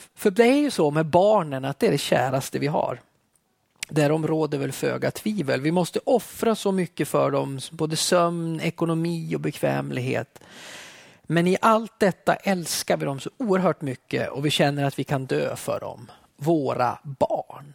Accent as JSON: {"language": "Swedish", "town": "Alfta", "region": "Gävleborg County", "country": "Sweden", "tie": "born or raised there", "said": "Jag växte upp i södra Hälsingland i Alfta i pingströrelsen"}